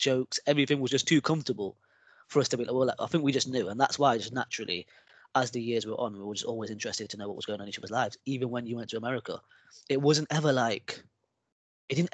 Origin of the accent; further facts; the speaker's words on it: Nottingham, East Midlands, United Kingdom; moved away as an adult; now in Manchester, United Kingdom; I'm from Nottingham. Nottingham born and raised